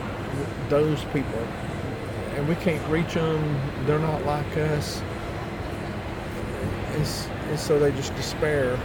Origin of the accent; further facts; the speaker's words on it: Tennessee, United States; my county is where I grew up in Tennessee